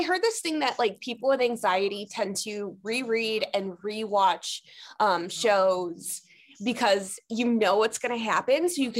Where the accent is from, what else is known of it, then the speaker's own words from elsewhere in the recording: Cleveland, Ohio, United States; moved away; I'm from Cleveland originally.